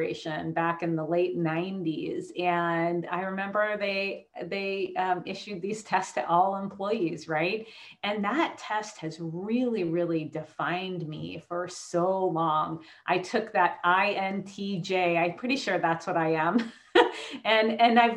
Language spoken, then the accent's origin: English; Hawaii, United States; we lived in the crystal store growing up in Hawaii